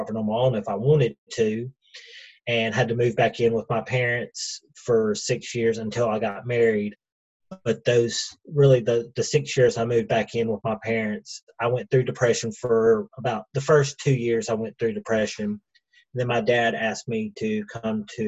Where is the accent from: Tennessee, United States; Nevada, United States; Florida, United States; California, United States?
Tennessee, United States; Cleveland; also born or lived in Atlanta, Georgia; I'm from Cleveland, Tennessee. We've been here since 92, and that's kind of my, I guess, home, because this is where I've lived the longest